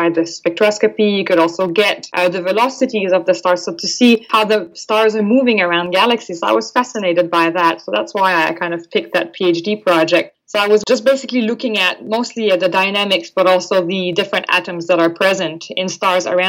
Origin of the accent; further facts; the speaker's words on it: Quebec, Canada; first language French; English is a second language; moved away as an adult; now in Australia; I'm actually from the Francophone part of Canada, so the East Coast, Quebec province to be precise